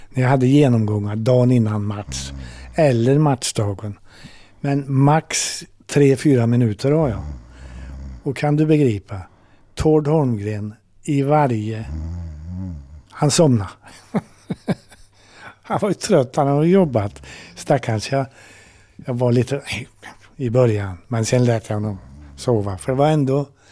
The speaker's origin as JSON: {"language": "Swedish", "town": "Degerfors", "region": "Örebro County", "country": "Sweden", "moved": "yes", "said": "jag kommer från Degerfors"}